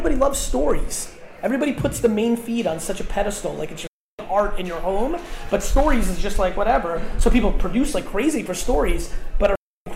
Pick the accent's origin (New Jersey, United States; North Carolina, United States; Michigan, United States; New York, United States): New Jersey, United States; I grew up in Jersey in the 80s